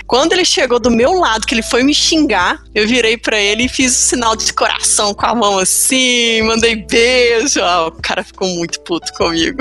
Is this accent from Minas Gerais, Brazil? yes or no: yes; Minas Gerais, Brazil; a gente é mineiro